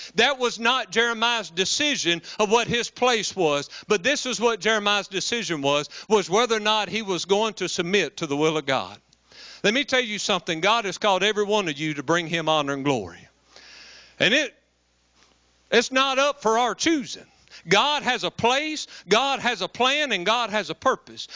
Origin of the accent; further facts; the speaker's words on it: West Monroe, Louisiana, United States; I'm a redneck from West Monroe, Louisiana